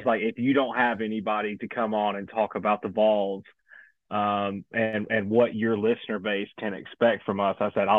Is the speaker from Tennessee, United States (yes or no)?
yes; Maryville, Tennessee, United States; So I grew up in East Tennessee, small town called Maryville, Tennessee, about 15 minutes outside of Knoxville Stadium.